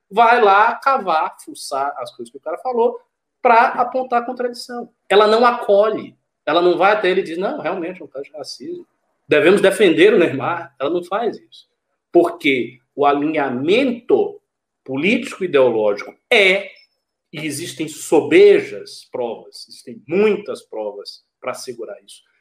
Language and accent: Portuguese; Salvador, Bahia, Brazil; eu sou de Salvador